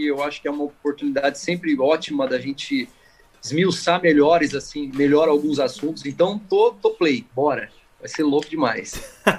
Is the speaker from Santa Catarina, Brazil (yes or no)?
no; Campinas, São Paulo, Brazil; Eu nasci em Campinas e eu morava ali na, na no Jardim Cristina Ouro Verde